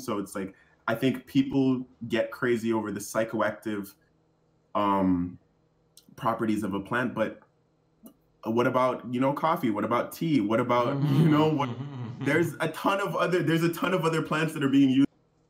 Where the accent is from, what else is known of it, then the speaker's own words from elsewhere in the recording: Jamaica; so I'm black and I'm in from Jamaica, and my people, the tribe that kind of I have roots in, they're called the Maroons.